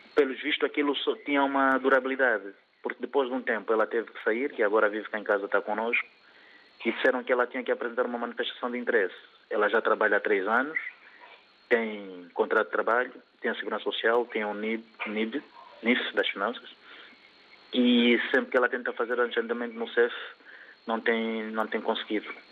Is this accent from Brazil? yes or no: no; Angola; moved away as an adult; also born or lived in Luanda; now in Portugal; eu sou angolano, resido em Portugal é, há 20 anos